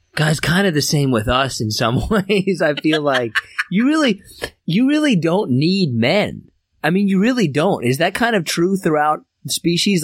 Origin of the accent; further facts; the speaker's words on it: Derby, Kansas, United States; We all originated from Derby, Kansas